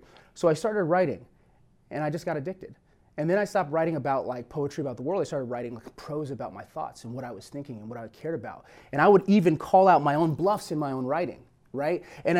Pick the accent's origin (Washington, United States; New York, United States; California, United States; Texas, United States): California, United States; And we actually moved to California when I was 2 years old. And so I was raised out here in Southern California.